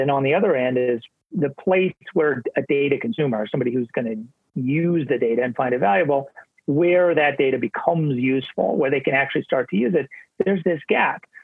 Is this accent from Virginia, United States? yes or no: no; Montana, United States; also born or lived in New York State; now in New York, United States; I'm quarantining in Montana which is my home state where I grew up on our family ranch here